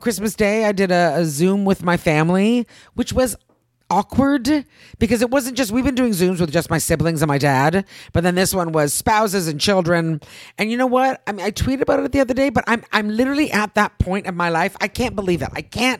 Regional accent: Canada; moved away; I'm Canadian.

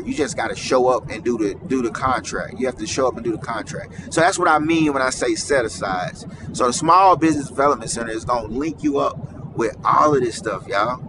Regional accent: Mississippi, United States; I am from Mississippi

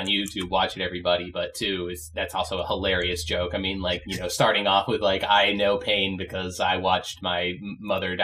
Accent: United States; I'm an American

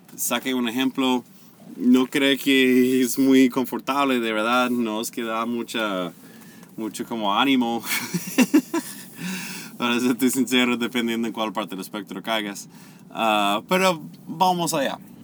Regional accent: the American South, United States; Spanish is a second language; also born or lived in Venezuela; mi familia no es una familia que puede sacar sus raíces de, de los dueños de plantaciones del sur. Más bien, éramos la gente pobre

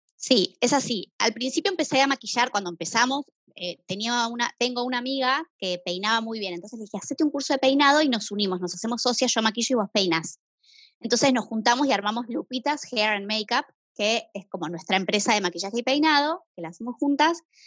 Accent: Buenos Aires, Argentina; soy de Buenos Aires, tengo 32 años

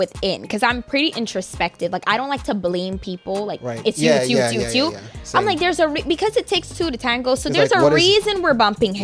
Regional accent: Guyana; I'm from Guyana.

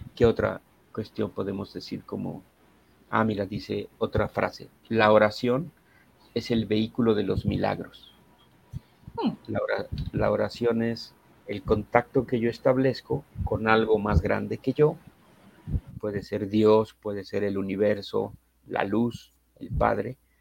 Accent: Mexico City, Mexico; Yo soy de la Ciudad de México

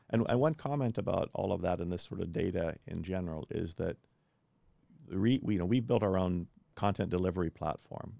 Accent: Kansas, United States; also born or lived in Belgium / Chicago, Illinois; now in Indianapolis, United States; I grew up in Kansas, spent three years living in Belgium in Europe, and then went to graduate school at University of Chicago.

